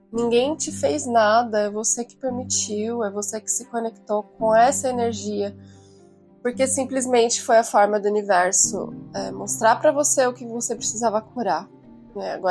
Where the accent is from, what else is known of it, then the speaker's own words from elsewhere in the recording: São Paulo, Brazil; Eu vim de São Paulo e, e tô no interior num, num, num conceito assim completamente diferente.